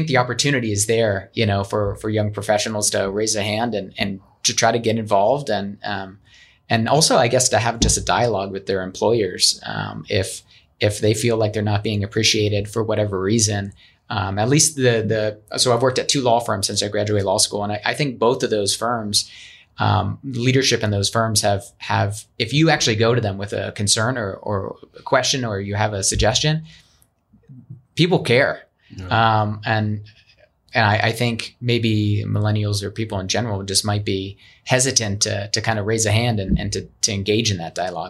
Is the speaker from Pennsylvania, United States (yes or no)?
yes; Pennsylvania, United States; now in Arizona, United States; I came from Pennsylvania. A lot of people come from other places.